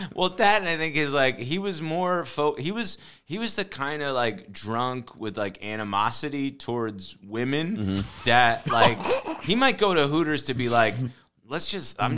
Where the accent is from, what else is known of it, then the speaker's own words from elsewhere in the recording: New Jersey, United States; I grew up in North Jersey